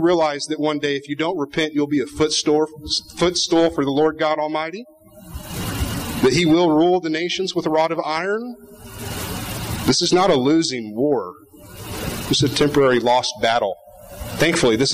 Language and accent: English; Montana, United States; the Big Sky State, disappointed to see that in my hometown, in my community, in the county where I live and raise my children